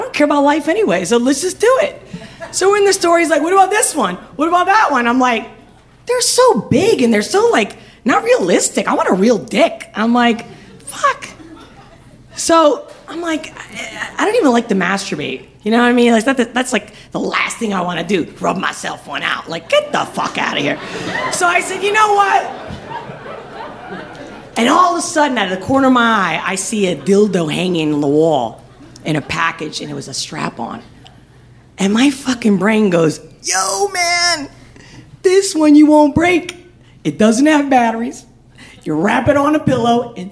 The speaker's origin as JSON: {"language": "English", "country": "Spain", "moved": "yes", "said": "I'm from Spain"}